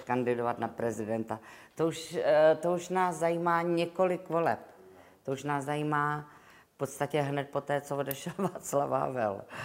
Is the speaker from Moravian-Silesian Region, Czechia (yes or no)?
no; Prague, Czechia; Já jsem Češka, jsem Pražanda, Češka, Evropanka